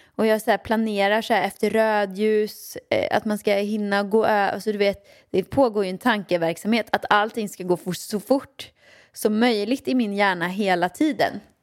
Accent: Åmål, Västra Götaland, Sweden; jag växte upp i Åmål med min mamma och pappa

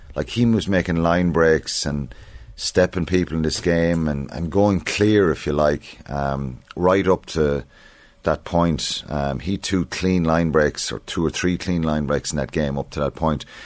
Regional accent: Ireland; as Irish people

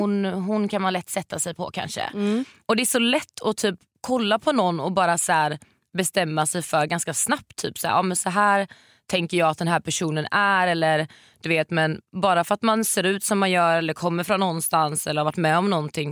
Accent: Varberg, Halland County, Sweden; moved away; när jag bodde hemma i Varberg

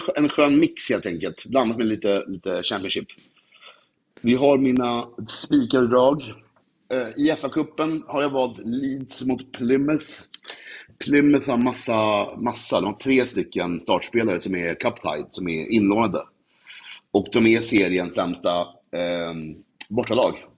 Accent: Stockholm, Stockholm County, Sweden; Jag är från Vasastan

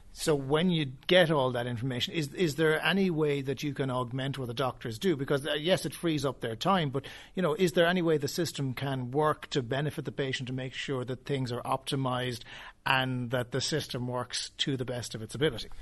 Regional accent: Cork, Munster, Ireland; we're all from Cork

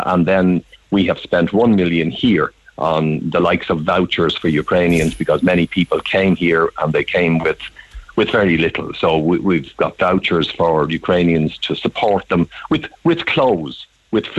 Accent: Ireland; moved away as an adult; I was an economic migrant. I left Ireland

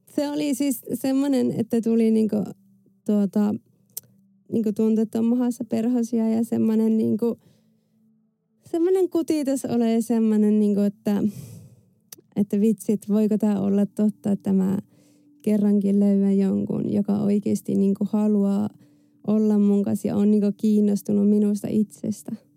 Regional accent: France; mä synnyin Ranskassa vuonna 89

